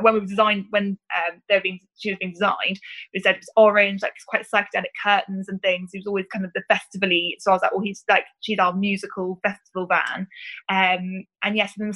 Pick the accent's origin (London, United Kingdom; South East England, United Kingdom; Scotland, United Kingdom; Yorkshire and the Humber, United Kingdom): South East England, United Kingdom; Reading; I grew up in Reading, so that was obviously our big festival.